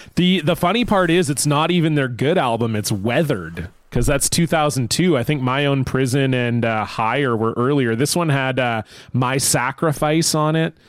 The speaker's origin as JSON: {"language": "English", "country": "Canada", "said": "as a Canadian"}